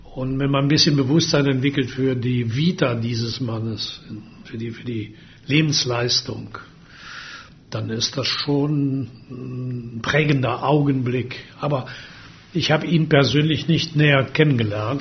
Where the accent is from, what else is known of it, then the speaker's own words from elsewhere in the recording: Würselen, North Rhine-Westphalia, Germany; in meiner Heimatstadt in Würselen